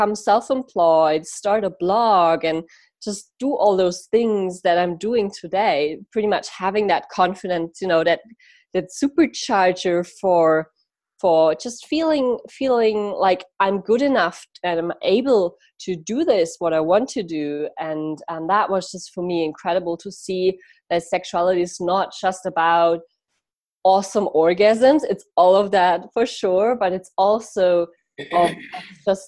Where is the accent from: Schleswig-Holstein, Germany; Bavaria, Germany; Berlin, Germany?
Bavaria, Germany; Munich; I actually moved back into the same like city part, like where I grew up in Munich